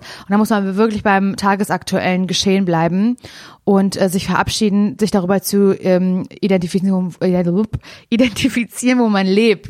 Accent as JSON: {"language": "German", "region": "Mecklenburg-Vorpommern", "country": "Germany", "said": "mein Herz schlägt ja für Norddeutschland, wie wir alle wissen, weil ich komme aus MacPom"}